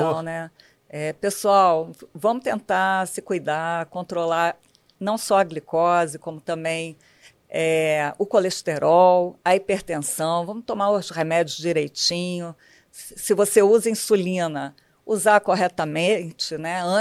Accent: Rio de Janeiro, Brazil; eu nasci na Tijuca, sou tijucana.

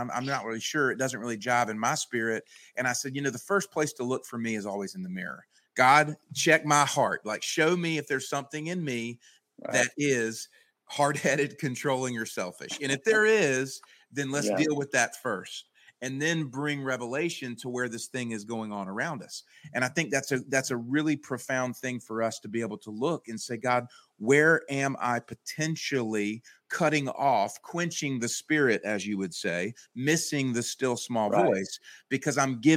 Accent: the South, United States; Down here growing up in the South

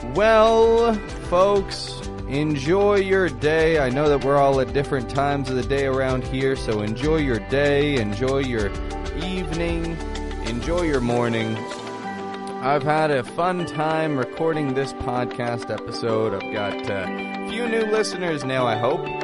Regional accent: Toronto, Ontario, Canada; I'm from Toronto, from Canada.

